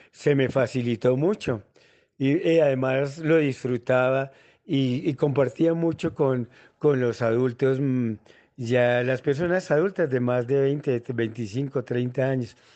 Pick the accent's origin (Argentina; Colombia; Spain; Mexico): Colombia; La Plata, Huila; now in Bogotá, Colombia; departamento de Huila, en La Plata Huila, eh, en el Instituto Técnico Agrícola, Colegio Marillac, y después me vine a la ciudad de Bogotá